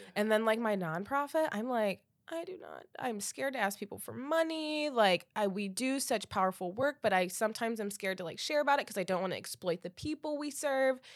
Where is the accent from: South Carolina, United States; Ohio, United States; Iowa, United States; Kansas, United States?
Ohio, United States; Defiance; I needed to do the conference in my hometown